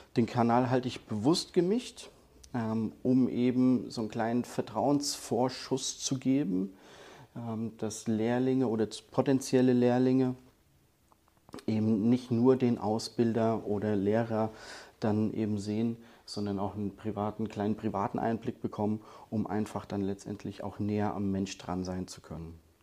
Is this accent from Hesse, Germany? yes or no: yes; Hesse, Germany; als Hesse